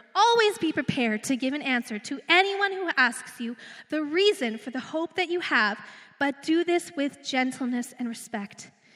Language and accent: English; Redwater, Alberta, Canada; also born or lived in Edmonton, Canada; now in Beaumont, Canada; I'm like small town girl. I'm, I came from Redwater. Then I lived on the north side of Edmonton to go to school.